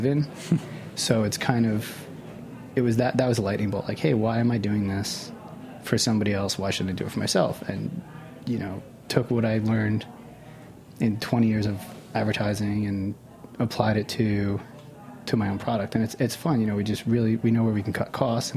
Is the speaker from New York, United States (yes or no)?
yes; Port Jefferson, New York, United States; I grew up in Port Jeff